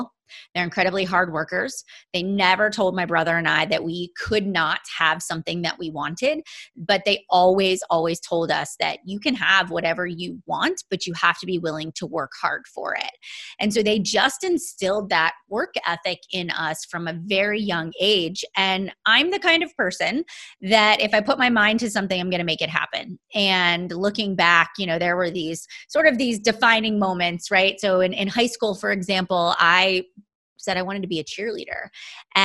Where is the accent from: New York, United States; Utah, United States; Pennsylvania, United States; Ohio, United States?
Pennsylvania, United States; Pittsburgh; I am from east of the city. So I grew up in the Penn Trafford area